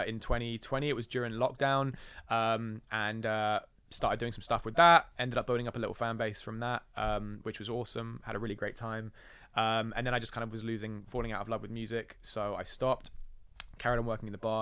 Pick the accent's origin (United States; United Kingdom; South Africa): United Kingdom; England; we're English.